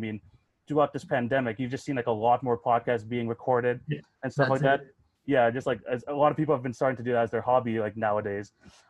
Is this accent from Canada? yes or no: yes; Canada; Like I'm from Canada